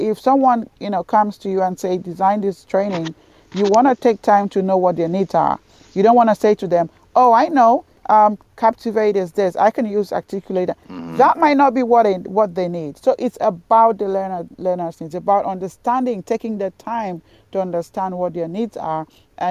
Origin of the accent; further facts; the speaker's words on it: Cameroon; moved away as an adult; also born or lived in London / Scotland / Tallahassee, Florida; I was born in Cameroon in West Africa